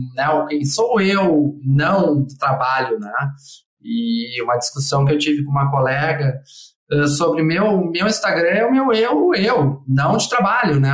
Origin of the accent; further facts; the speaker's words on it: Porto Alegre, Rio Grande do Sul, Brazil; also born or lived in Colonia del Sacramento; minha cidade natal, que é Porto Alegre